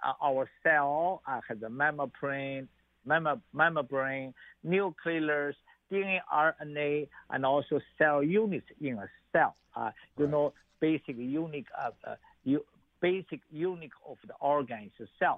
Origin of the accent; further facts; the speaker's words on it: Xi'an, Shaanxi, China; moved away; I was born in China